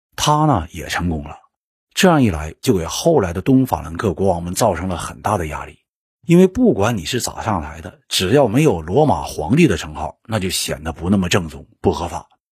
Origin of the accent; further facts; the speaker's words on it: Northeast China, China; accent: Northeastern (Dongbei) dialect; 用我们东北话说